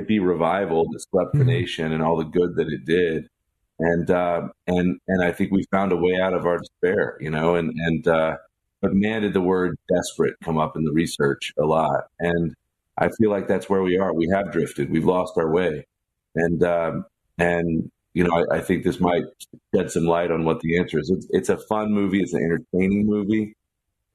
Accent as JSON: {"language": "English", "region": "the South", "country": "United States", "said": "I'm from the South"}